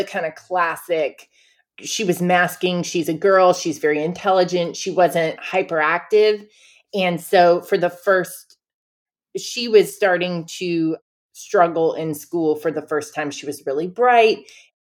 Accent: Cullowhee, North Carolina, United States; moved away as an adult; also born or lived in Oberlin, Ohio; I'm from Cullowhee, North Carolina. It's an hour southwest of Asheville, North Carolina, which is kind of the nearest landmark that people will know of. So I grew up basically in the Great Smoky Mountains National Park.

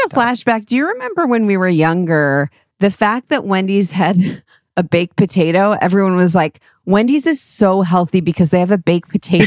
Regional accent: Cleveland, Ohio, United States; accent: flat A's; also born or lived in New York, New York; now in Los Angeles, United States; We're from Cleveland

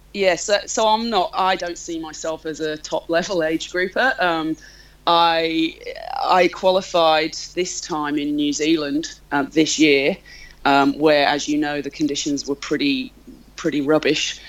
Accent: North Wales, United Kingdom; now in Melbourne, Australia; I live in Melbourne. I'm from North Wales in the UK originally

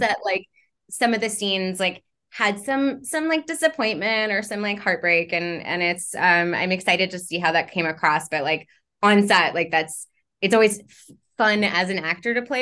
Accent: Montreal, Quebec, Canada; moved away; I'm from Montreal

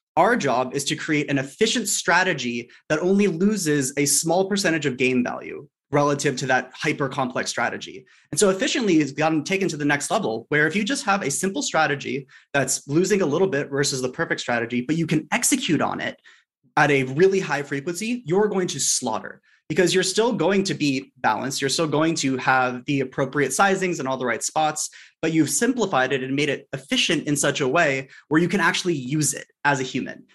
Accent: Los Angeles, California, United States; I grew up in Sherman Oaks, which is L

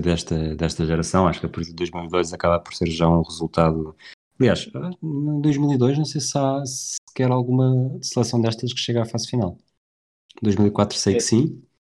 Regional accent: Tires, Lisbon, Portugal; eu sou de Tires. Nunca disseste que eu era de Tires ou que eu cresci em Tires.

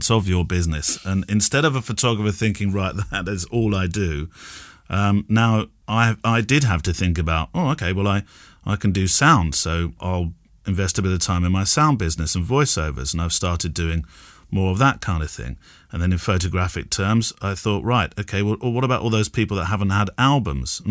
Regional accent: United Kingdom; being British

